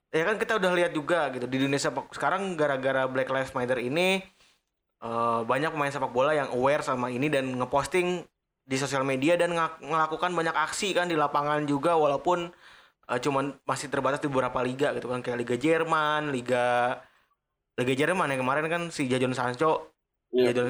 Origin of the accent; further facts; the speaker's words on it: Bekasi, West Java, Indonesia; lagian kita sebagai orang Bekasi atau kalau kecil juga kita nggak mau dipanggil Pele ya